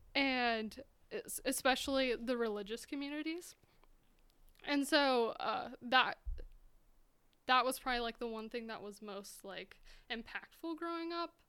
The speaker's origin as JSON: {"language": "English", "region": "Utah", "country": "United States", "tie": "born or raised there", "moved": "as an adult", "lives_now": "Montana, United States", "said": "in Utah, so I grew up in Utah."}